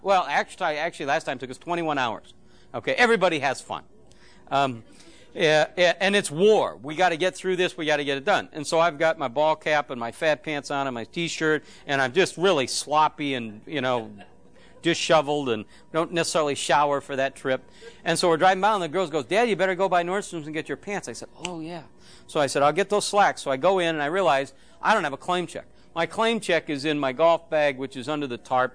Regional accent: Phoenix, Arizona, United States; I'm from Phoenix

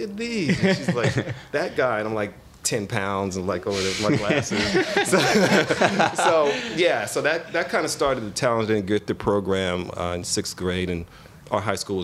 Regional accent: Oklahoma, United States; also born or lived in Brooklyn / Alabama; now in New Jersey, United States; I was born in Oklahoma. And it was a small town, of course. There was nobody doing art

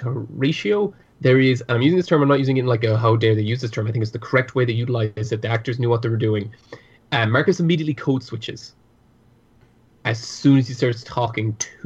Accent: Ireland; accent: Irish; My Irish accent comes out more when I'm talking to my family.

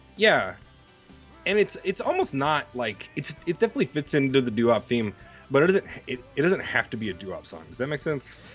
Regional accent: Mississippi, United States; I'm from Mississippi

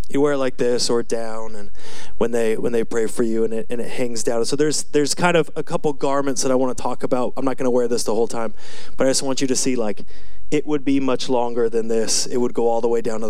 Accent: United States; I'm from Washington

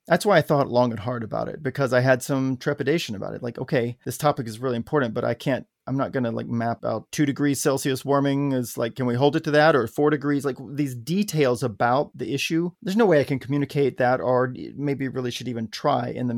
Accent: Arkansas, United States; growing up in Arkansas

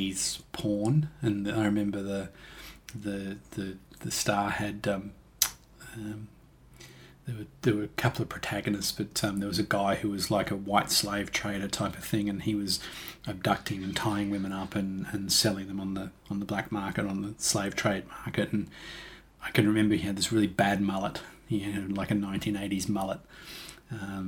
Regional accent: Toowoomba, Queensland, Australia; I was just me, a kid growing up in Toowoomba

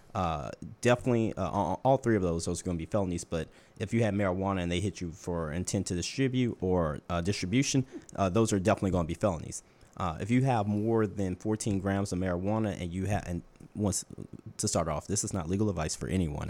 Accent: Baton Rouge, Louisiana, United States; moved away as an adult; now in New Orleans, United States; I am from Baton Rouge, Louisiana, but I've been here in New Orleans for the last two years with my wife

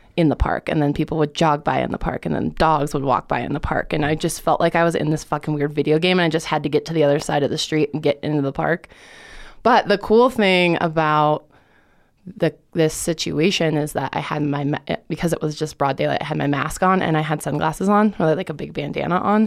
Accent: Lakewood, Colorado, United States; also born or lived in Boulder, Colorado; I was born in Boulder, but my parents got divorced when I was two or three, and so I grew up in Lakewood

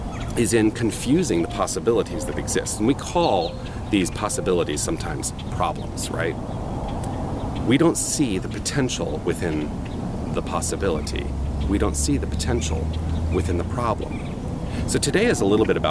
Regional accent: Tucson, Arizona, United States; moved away as an adult; also born or lived in New York City / Los Angeles / Toronto; I decided to come back to my hometown after 21 years, landed right here in Tucson, Arizona

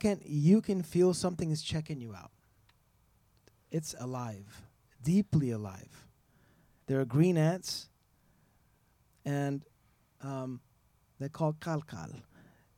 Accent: Iran; now in Austin, United States; the culture where I was born in Iran

